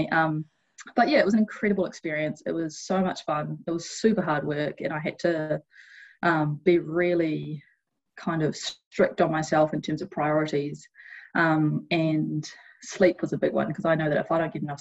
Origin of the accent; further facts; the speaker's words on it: New Zealand; did a heap of research into the cr- recruitment process, which as a Kiwi can be a bit intimidating